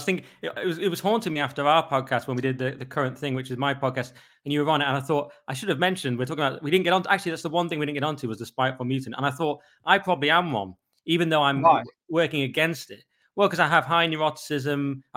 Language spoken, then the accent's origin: English; Cumbria, North West England, United Kingdom; I'm from Cumbria, from the lakes, which is supposed to be the nice bit